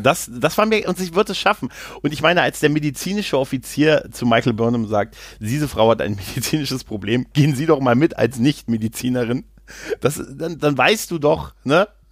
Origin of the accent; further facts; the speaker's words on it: Lower Saxony, Germany; ich als, ähm, als Niedersachse